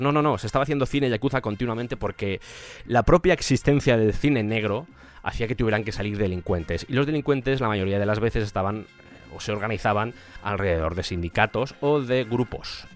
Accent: Spain; en mi país, en España

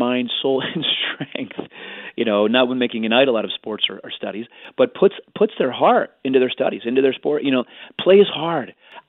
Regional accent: Arlington Heights, Illinois, United States; I used to love Walter Payton, talked about growing up in Arlington Heights. I was also a Chicago Bears fan.

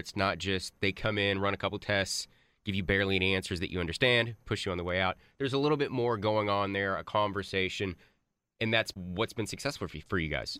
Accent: Grapevine, Texas, United States; from my hometown of Grapevine

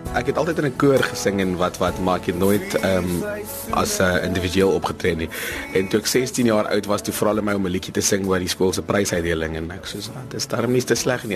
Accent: Vereeniging, Gauteng, South Africa; Ek kom van vereniging af, um, so 'n klein dorpie daar in die Transvaal, grens aan die Vrystaat.

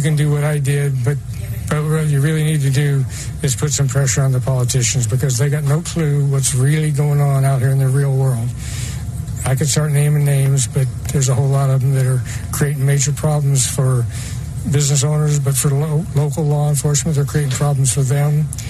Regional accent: Illinois, United States; When I was a kid, uh, when I was ten, I had a gun, and uh, I grew up in Illinois

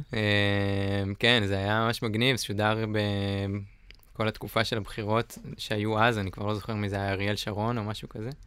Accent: Northern Israel, Israel; moved away; אני מהצפון במקור

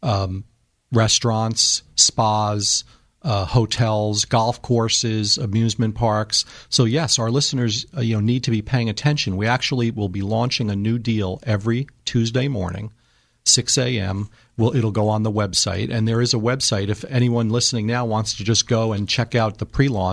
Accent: New Jersey, United States; moved away as an adult; now in Northern California, United States; I'm originally from New Jersey, relocated to Northern California this past February

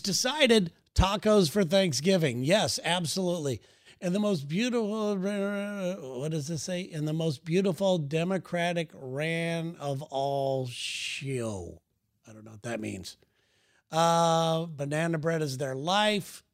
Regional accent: West Coast, United States; we're from the West Coast

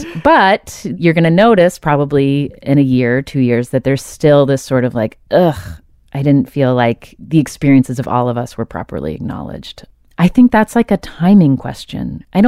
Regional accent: the South, United States; I come from Southern people, so we have our own sort of strange codes and ways of talking.

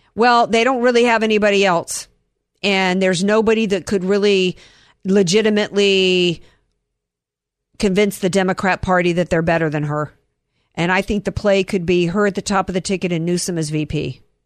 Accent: the South, United States; I come from the South

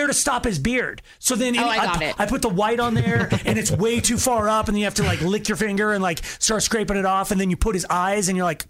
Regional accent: Longmont, Colorado, United States; Longmont, my hometown, is a small, even now it's still a hometown.

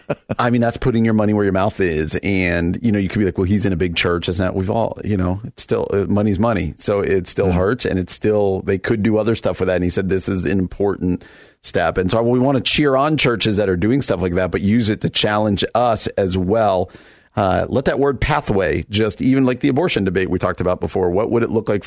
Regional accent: New York City, New York, United States; Where I grew up or out in New York City, they're having like tornado warnings in New York City.

